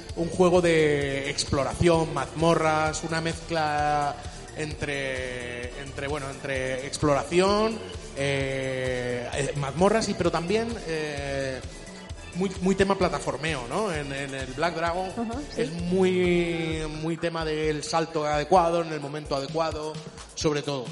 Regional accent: Chile; moved away; yo soy de origen de Chile, es un país de Sudamérica

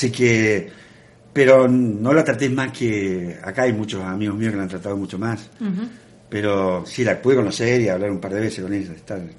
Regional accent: Canals, Córdoba, Argentina; born or raised there; moved away

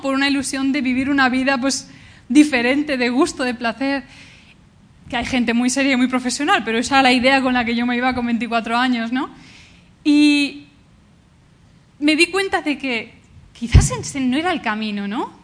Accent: Valencia, Valencian Community, Spain; also born or lived in Canada; yo vengo de Valencia

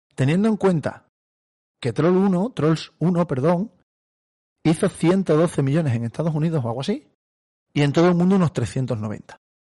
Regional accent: Cáceres, Extremadura, Spain; tú y yo somos de Cáceres

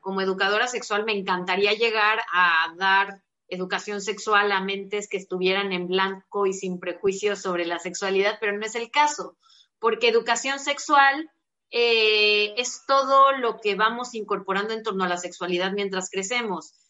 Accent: Guadalajara, Jalisco, Mexico; yo soy de Guadalajara

